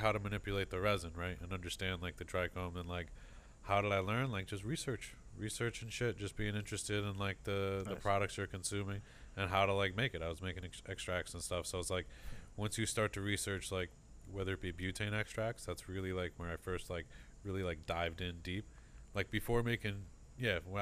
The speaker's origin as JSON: {"language": "English", "region": "Connecticut", "country": "United States", "also_born_or_lived": "Oregon", "moved": "as an adult", "lives_now": "Los Angeles, United States", "said": "I was from Connecticut, and mm-hmm, I just moved out west."}